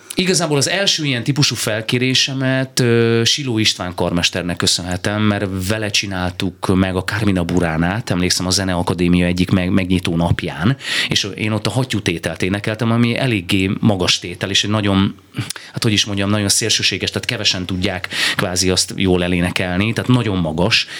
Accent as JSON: {"language": "Hungarian", "town": "Berehove", "region": "Zakarpattia Oblast", "country": "Ukraine", "tie": "born or raised there", "moved": "as an adult", "lives_now": "Hungary", "said": "büszke vagyok arra, hogy, hogy Beregszászot születtem, és én tényleg egy olvasztó tégelyben nőttem fel"}